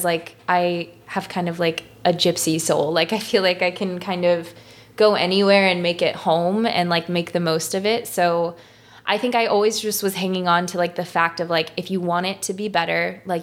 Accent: St. Louis, Missouri, United States; moved away as an adult; also born or lived in New York City; growing up here and being back here now

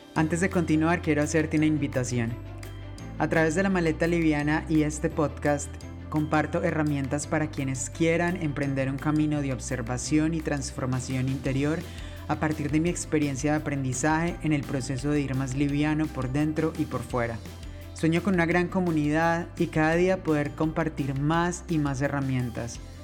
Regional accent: Colombia; moved away; also born or lived in Spain

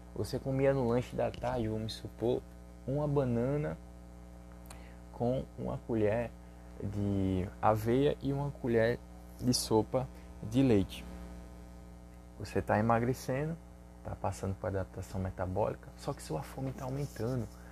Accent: Recife, Pernambuco, Brazil; eu sou daqui do Recife

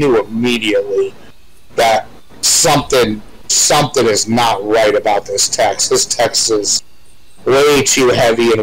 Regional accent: Fort Myers, Florida, United States; also born or lived in Chicago, Illinois; When I moved from Chicago to Fort Myers when I was like 9 or 10 years old, my first day at the school bus, I met Matthew Lawrence

